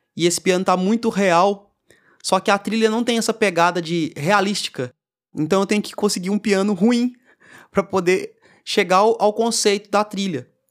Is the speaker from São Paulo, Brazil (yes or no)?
no; Tiradentes, Minas Gerais, Brazil; moved away as an adult; now in Belo Horizonte, Brazil; Eu sou de Tiradentes, sou do interior de Minas. E eu cheguei aqui em Belo Horizonte é, por volta de 2008, 2009 para morar